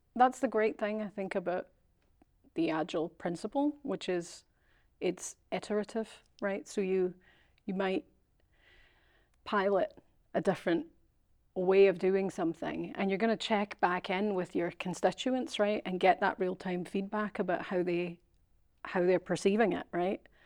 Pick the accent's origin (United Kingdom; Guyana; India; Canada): United Kingdom; Scotland; moved away; Being Scottish